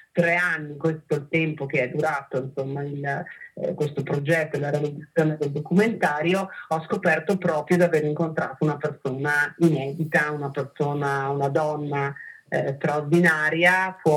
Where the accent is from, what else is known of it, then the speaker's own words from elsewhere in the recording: Trentino-Alto Adige, Italy; io sono trentina